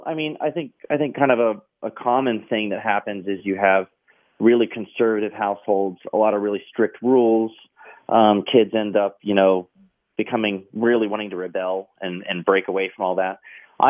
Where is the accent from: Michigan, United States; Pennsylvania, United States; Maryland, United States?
Maryland, United States; I do remember I grew up in Maryland. I was in, we lived in Carroll County, Maryland.